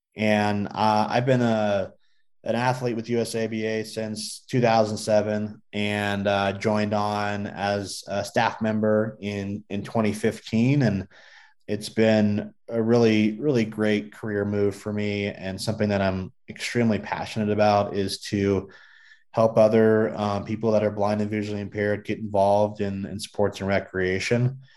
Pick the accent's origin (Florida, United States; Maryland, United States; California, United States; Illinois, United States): California, United States; Southern; now in Colorado Springs, United States; I grew up in Southern California